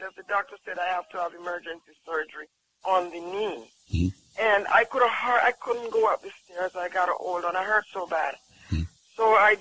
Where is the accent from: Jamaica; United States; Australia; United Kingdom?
Jamaica; I'm from Jamaica.